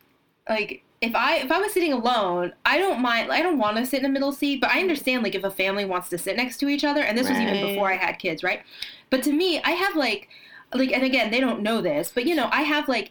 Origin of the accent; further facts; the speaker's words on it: New Jersey, United States; I am from New Jersey.